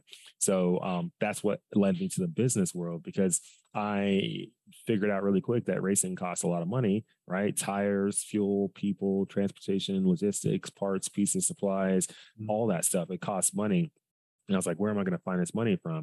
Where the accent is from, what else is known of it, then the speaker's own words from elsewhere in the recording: Dallas, Texas, United States; I'm from Dallas, Texas, originally. I grew up there my whole life